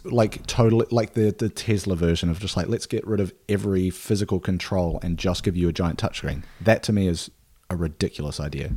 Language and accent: English; Nelson, New Zealand; Nelson, New Zealand, my hometown